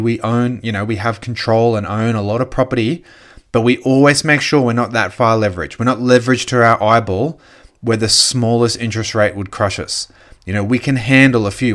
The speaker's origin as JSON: {"language": "English", "country": "Australia", "said": "As an Australian"}